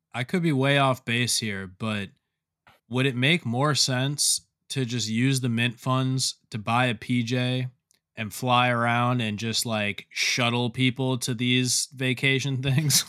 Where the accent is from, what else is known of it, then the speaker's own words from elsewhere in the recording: South Florida, United States; I'm from South Florida. I grew up surrounded by water my whole life.